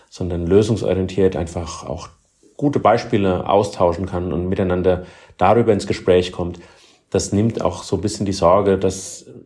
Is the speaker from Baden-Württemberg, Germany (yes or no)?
yes; Heidelberg, Baden-Württemberg, Germany; Das erlebe ich gerade in ähm, meiner Heimatstadt hier in Heidelberg, wie dort Schritt für Schritt in die richtige Richtung gegangen wird.